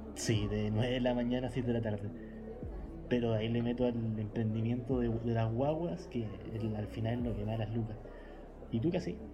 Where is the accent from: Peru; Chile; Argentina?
Chile; Santiago, Santiago Metropolitan; Soy un joven de Santiago